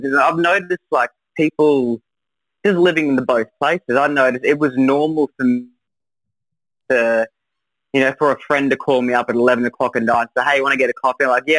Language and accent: English; Newcastle, New South Wales, Australia; born there; I always supported New South Wales because I was born in Newcastle, so I did the full loop.